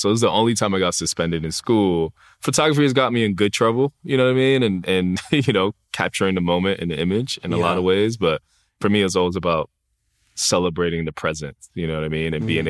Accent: New York City, New York, United States; Like growing up in the Bronx, growing up in New York City, there's just so many people, right? There's so many different cultures, so many different aspects to life.

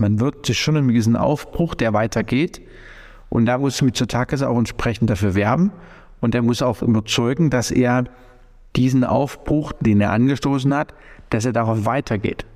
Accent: Germany; als deutscher Staatsbürger der unser Gesundheitswesen natürlich kennt

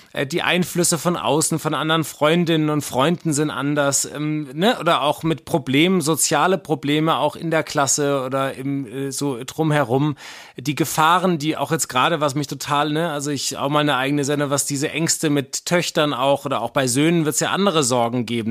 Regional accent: Wuppertal, North Rhine-Westphalia, Germany; ich bin tagelang als kleiner Junge im Wald rumgelaufen, auch in Wuppertal

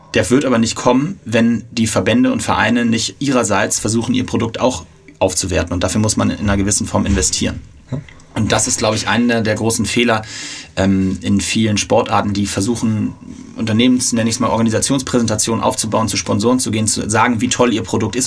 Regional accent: Hamburg, Germany; für mich zugegebenermaßen als Hamburger

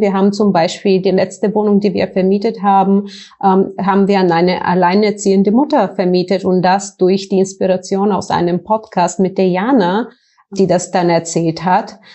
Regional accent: Bulgaria; German is a second language; moved away as an adult; also born or lived in United States / Frankfurt; now in Germany; Ich komme aus Bulgarien ursprünglich, hört man vielleicht so ein bisschen

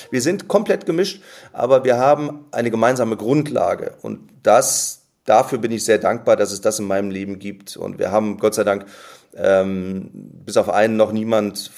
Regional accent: Neuss, North Rhine-Westphalia, Germany; Ja, ich habe einen Freundeskreis in meiner Heimatstadt in Neuss ähm, wir haben und wir haben, äh, wir sind zusammen zur Schule gegangen, wir haben zusammen Abitur gemacht

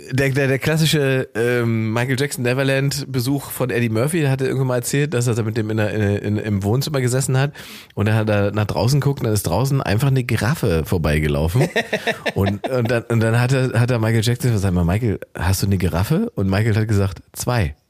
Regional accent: Germany; Wir sind 80 ja. Millionen Deutsche

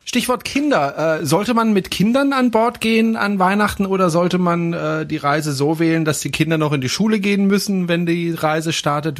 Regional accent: Freiburg, Baden-Württemberg, Germany; aus meiner Heimatstadt, aus Freiburg

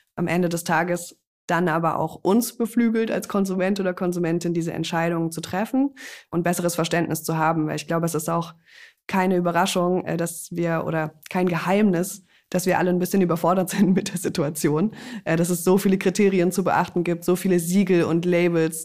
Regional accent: Freiburg, Baden-Württemberg, Germany; Wir kommen beide aus Freiburg

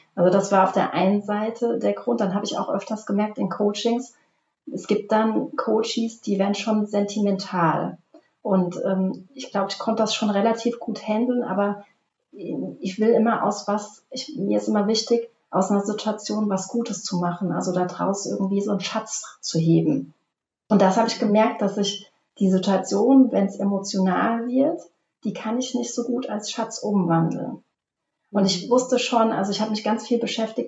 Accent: Obertiefenbach, Hesse, Germany; komme aus dem schönen Obertietenbach bei Limburg an der Land zwischen Frankfurt und Köln

